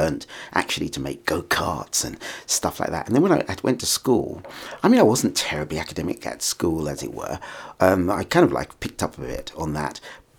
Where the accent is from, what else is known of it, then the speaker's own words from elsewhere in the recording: St Albans, East of England, United Kingdom; I was born in St Albans, actually. So oh, I was brought up here in just in this town. And I'm a child of a Caribbean family, and I'm the 11th child.